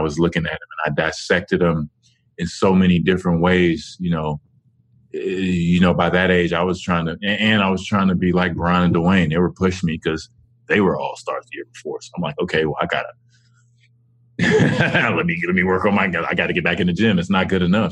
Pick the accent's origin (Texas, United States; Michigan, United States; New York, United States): Texas, United States; Dallas; Dallas, my hometown